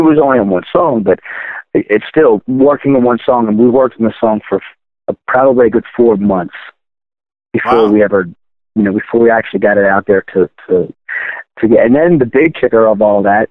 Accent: Baltimore, Maryland, United States; I grew up in Baltimore, Maryland.

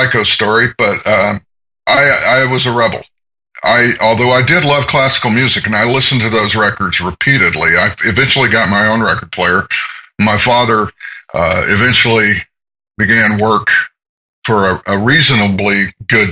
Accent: Atlanta, Georgia, United States; also born or lived in Seattle; now in Portland, United States; I'm from Georgia. I was born in Atlanta.

